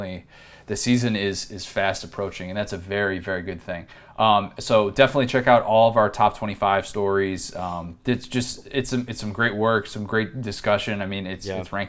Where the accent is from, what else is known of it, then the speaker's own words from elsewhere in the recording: Midwest, United States; born and raised in the Midwest